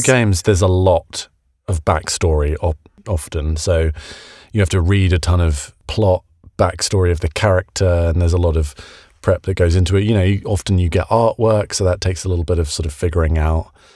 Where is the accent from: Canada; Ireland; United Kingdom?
United Kingdom; now in United States; being a British guy in America